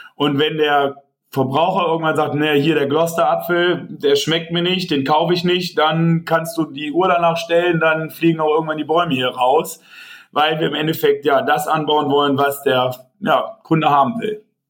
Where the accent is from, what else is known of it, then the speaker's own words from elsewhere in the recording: Tönisvorst, North Rhine-Westphalia, Germany; ich komme ja hier aus, aus Forst eigentlich gebürtig, hier aus Tönesforst